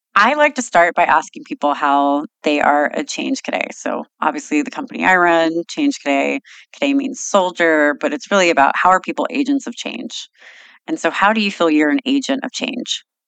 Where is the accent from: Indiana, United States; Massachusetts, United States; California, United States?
California, United States; Sacramento; growing up in Sacramento